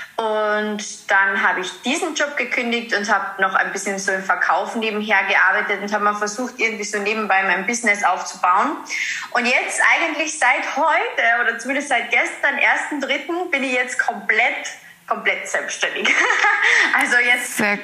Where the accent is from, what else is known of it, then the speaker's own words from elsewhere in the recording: Carinthia, Austria; ich komme aus Kärnten, aus Österreich, deswegen auch immer ein bisschen so beim Dialekt in den Podcast